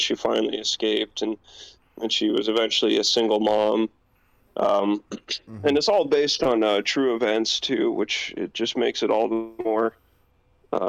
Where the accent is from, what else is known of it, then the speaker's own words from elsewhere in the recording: Canada; as a Canadian.